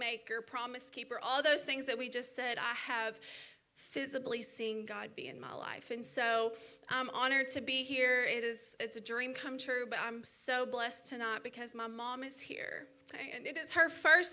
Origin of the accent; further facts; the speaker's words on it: Little Rock, Arkansas, United States; also born or lived in Dallas, Texas; we ended up coming and staying in Little Rock when I was young, and that's where I grew up.